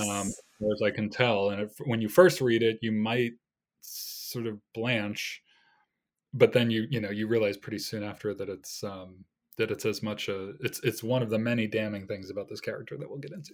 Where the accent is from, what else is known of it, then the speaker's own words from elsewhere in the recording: United States; being an American of a certain age